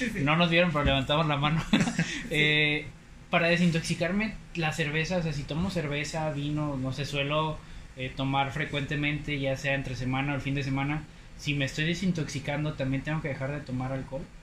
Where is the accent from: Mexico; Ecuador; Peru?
Mexico; Poza Rica, Veracruz; now in Monterrey, Mexico; soy de Poza Rica, Veracruz